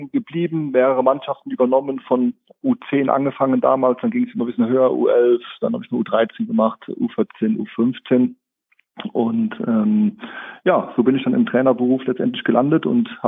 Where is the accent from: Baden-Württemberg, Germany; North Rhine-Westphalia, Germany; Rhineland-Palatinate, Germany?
Rhineland-Palatinate, Germany; Koblenz; ich bin jetzt 42 Jahre alt und ja, ich bin gebürtiger Koblenzer, also waschechter, äh, waschechtes Schengelchen.